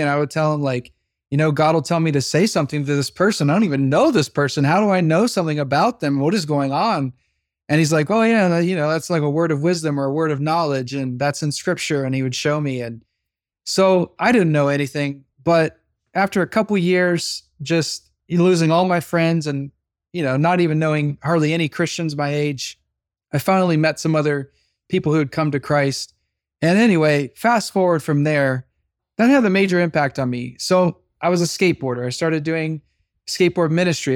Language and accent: English; Midwest, United States; now in Los Angeles, United States; grew up in the Midwest